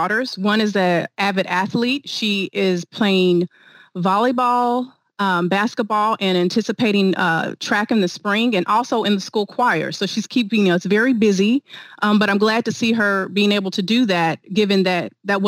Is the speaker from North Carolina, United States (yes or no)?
no; Wichita, Kansas, United States; moved away as an adult; also born or lived in Dallas / Houston; stationed in my hometown of Wichita, Kansas for a bit